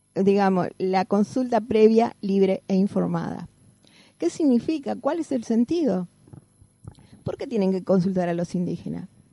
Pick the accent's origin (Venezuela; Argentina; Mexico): Argentina; Caleta Olivia, Santa Cruz; yo soy de Caleta Olivia.